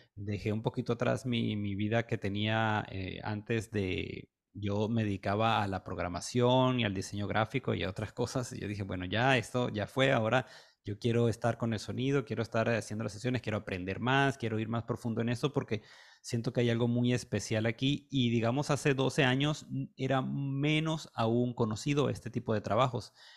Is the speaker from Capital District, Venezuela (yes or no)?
yes; Caracas, Capital District, Venezuela; yo soy de Venezuela, nací en Caracas